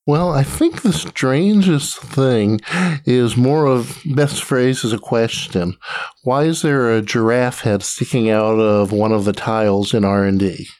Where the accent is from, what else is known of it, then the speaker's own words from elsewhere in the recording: Atlanta, Georgia, United States; I grew up in Atlanta, Georgia, and with a side stint in the Army, I came back to Atlanta